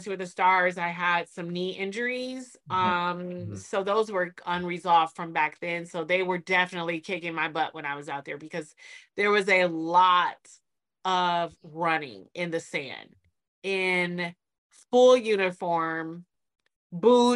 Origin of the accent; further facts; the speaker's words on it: Detroit, Michigan, United States; I'm from Detroit